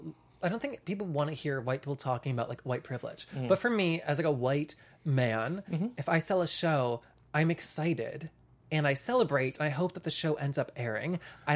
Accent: the South, United States; as a queer person growing up in the South

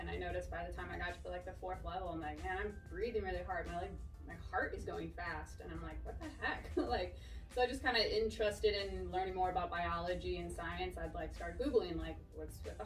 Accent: Chicago, Illinois, United States; moved away as an adult; also born or lived in Texas; now in Oklahoma City, United States; born and raised in Chicago

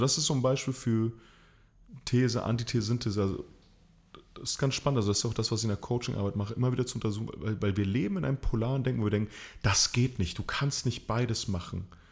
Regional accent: Chile; moved away; also born or lived in East Germany (GDR); Ich bin Sohn von äh, chilenischen Einwanderern, beides Theaterkünstler. Ich bin in der DDR geboren, in Chile aufgewachsen

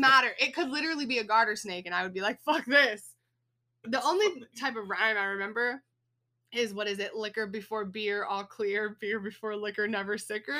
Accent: Texas, United States; When I was a kid, of course, growing up in Texas, we have snakes around here

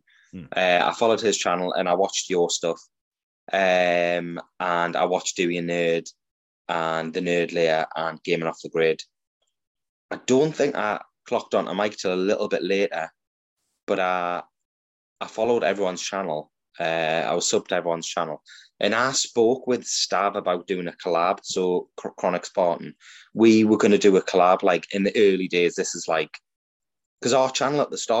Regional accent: Newcastle upon Tyne, North East England, United Kingdom; accent: Geordie; I'm from Newcastle

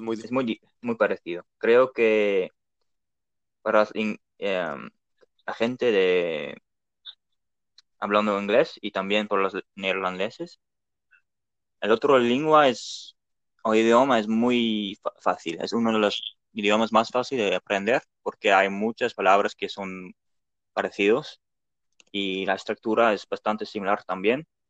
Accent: Netherlands; Spanish is a second language; also born or lived in Delft; soy de Holanda

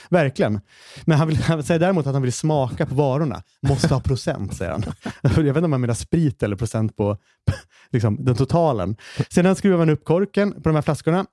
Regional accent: Hallstahammar, Västmanland, Sweden; moved away; jag är i Hallstahammar, min, min hemstad igen

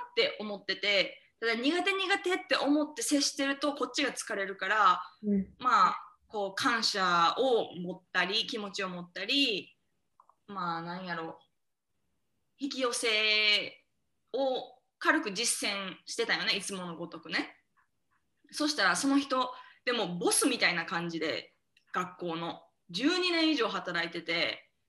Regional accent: Osaka, Japan; 私と南が隣町出身なんよね大阪の

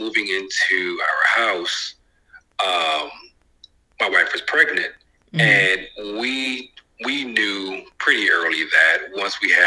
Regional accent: South Florida, United States; moved away as an adult; also born or lived in Midwest; I grew up in South Florida

